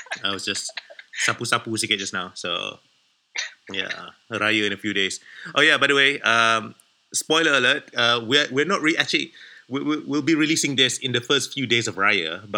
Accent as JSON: {"language": "English", "country": "Malaysia", "also_born_or_lived": "Indonesia", "moved": "as an adult", "said": "I'm a Malaysian, but I lived in Indonesia for a number of years as well."}